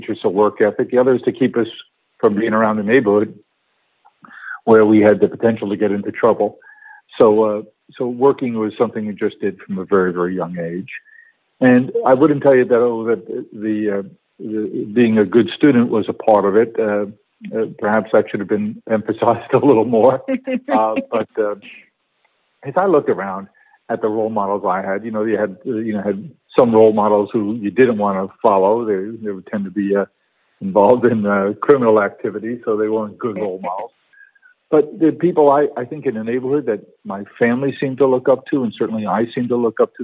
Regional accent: New York City, New York, United States; I grew up in Queens, South Queens

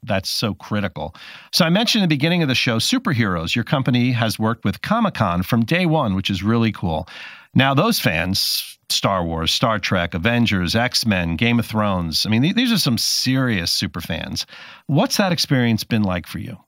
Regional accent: New Jersey, United States; I grew up in New Jersey

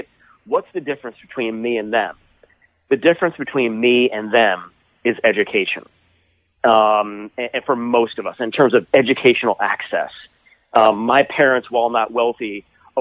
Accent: Toledo, Ohio, United States; my hometown of Toledo, Ohio

